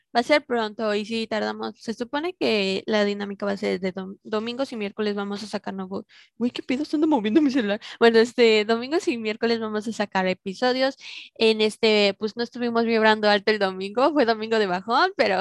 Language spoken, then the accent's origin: Spanish; Mexico; somos mexicanos